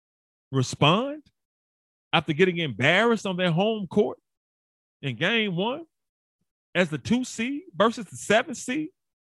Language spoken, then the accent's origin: English; Memphis, Tennessee, United States; I'm born and raised in Memphis. Been here my entire life. And I left when I went to go play NFL football and CFL football and left for a couple of years. But basically, I've been here. Born and bred in Memphis, inner city Memphis.